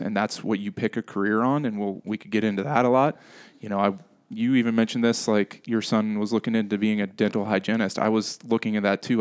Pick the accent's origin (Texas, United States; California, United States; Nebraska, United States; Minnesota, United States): Nebraska, United States; Henderson; I was born and raised here in Henderson, Nebraska